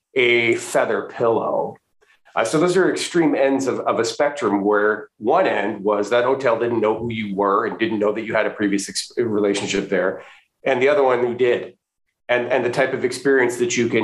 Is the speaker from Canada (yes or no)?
yes; Western Canada, Canada; moved away as an adult; also born or lived in Florida, United States / Washington DC area, United States; now in United States; I'm originally from Western Canada, born and raised in Western Canada, went to school there, but I did come to graduate school here in the US